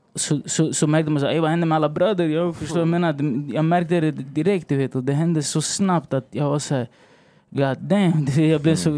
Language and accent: Swedish; Stockholm, Stockholm County, Sweden; also born or lived in Valparaíso, Chile; jag är chilenare, jag bor i Sverige och jag är från Rinkeby